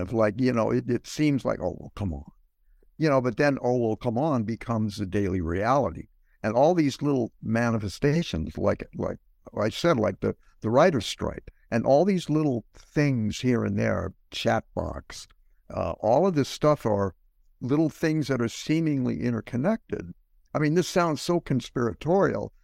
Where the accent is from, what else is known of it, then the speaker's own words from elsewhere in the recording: St. Louis, Missouri, United States; moved away; Growing up in the Midwest